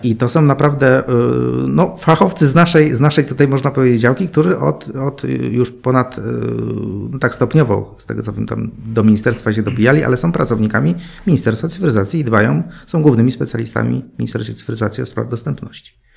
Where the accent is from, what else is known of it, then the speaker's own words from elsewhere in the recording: Poznań, Greater Poland, Poland; ja jestem z Poznania